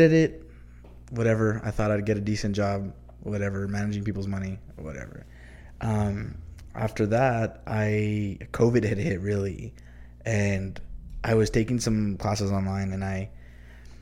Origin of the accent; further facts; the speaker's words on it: El Paso, Texas, United States; also born or lived in Deming, New Mexico; I was born and raised here in El Paso